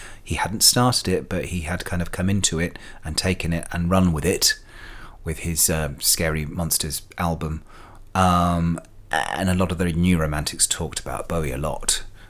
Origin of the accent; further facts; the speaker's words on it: London, United Kingdom; all this stuff was happening in London, and I was from London, for want of better Heathrow airports